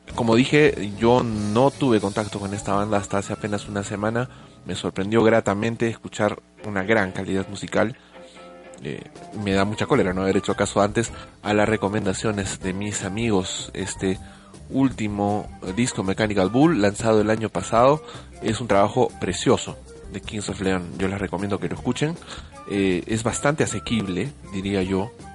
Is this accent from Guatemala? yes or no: no; Peru; Yo me siento muy avergonzado también como peruano